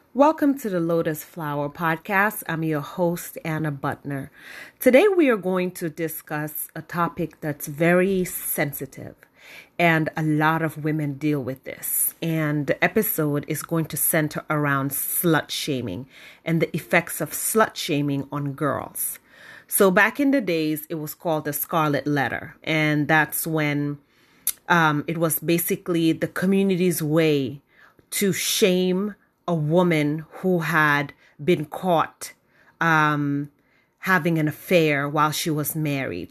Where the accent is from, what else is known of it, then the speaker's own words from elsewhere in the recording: Gambia; moved away; growing up in the Gambia